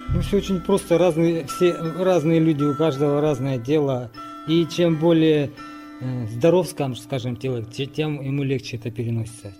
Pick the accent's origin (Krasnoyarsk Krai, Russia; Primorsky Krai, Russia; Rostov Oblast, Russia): Primorsky Krai, Russia; Razdolnoye; Родился я в Приморском крае в поселке Раздольном